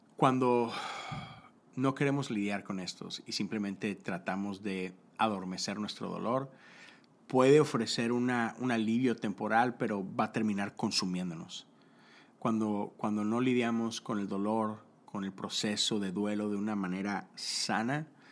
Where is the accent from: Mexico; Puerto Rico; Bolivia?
Mexico; yo soy de México, yo crecí eh, en, esos años donde de repente el narco empezó a invadir el mundo